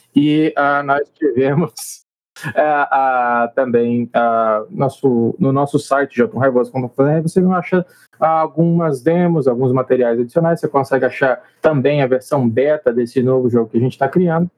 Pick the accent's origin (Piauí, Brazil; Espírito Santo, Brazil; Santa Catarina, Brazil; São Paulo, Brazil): Espírito Santo, Brazil; Colatina; nós somos do Espírito Santo, eu e Wesley, na verdade, não somos só do Espírito Santo, como da mesma cidade, Colatina